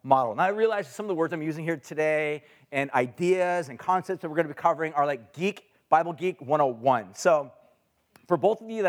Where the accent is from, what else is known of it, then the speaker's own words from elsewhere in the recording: Huntington Beach, California, United States; I grew up in Orange County in Huntington Beach area